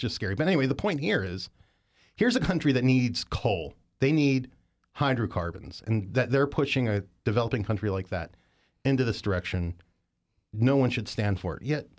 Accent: Mount Savage, Maryland, United States; I grew up in Western Maryland, a little town called Mount Savage, old coal mining town. It's where they built the first iron rail in America.

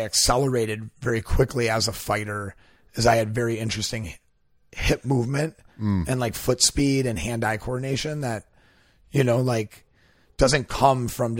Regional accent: Milwaukee, Wisconsin, United States; moved away as an adult; also born or lived in Los Angeles / Austin; I grew up in Milwaukee, Wisconsin

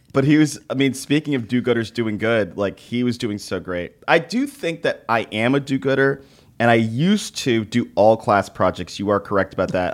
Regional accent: Dallas, Texas, United States; moved away; being from Texas, big personality

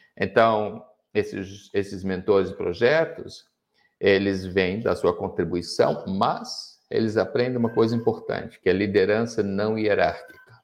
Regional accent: Rio de Janeiro, Brazil; now in Joinville, Brazil; Eu moro em Joinville, eu sou carioca

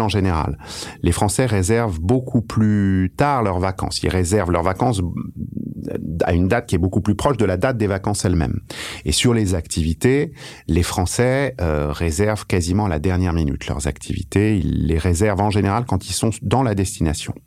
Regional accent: France; on a la chance d'être français. C'est une chance inouïe d'habiter en France

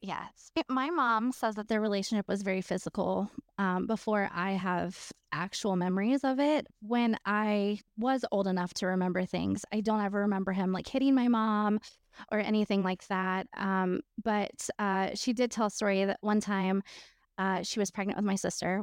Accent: Florida, United States; am from Florida

